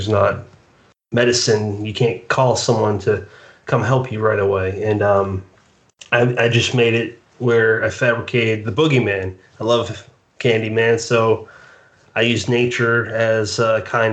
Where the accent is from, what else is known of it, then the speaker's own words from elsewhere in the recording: Bridgewater, Massachusetts, United States; also born or lived in South Jersey; now in Mays Landing, United States; I'm from New England, from Bridgewater